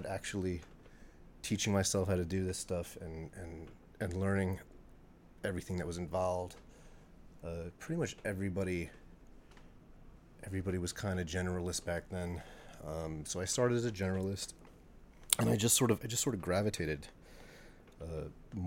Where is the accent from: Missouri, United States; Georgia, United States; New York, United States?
New York, United States; Long Island; I grew up on Long Island